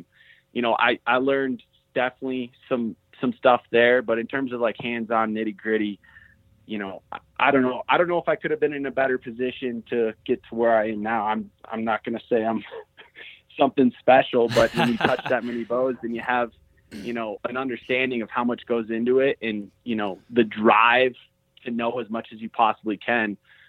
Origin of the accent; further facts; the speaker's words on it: Minnesota, United States; now in Steamboat Springs, United States; So originally from Minnesota, wasn't sure what I wanted to do, you know, after high school, ended up, you know, making a decision to come to Steamboat.